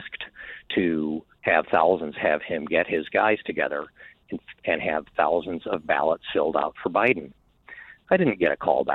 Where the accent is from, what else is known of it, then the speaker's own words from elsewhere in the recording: Illinois, United States; I was involved in elections in my home state of Illinois, actually managed a governor's race here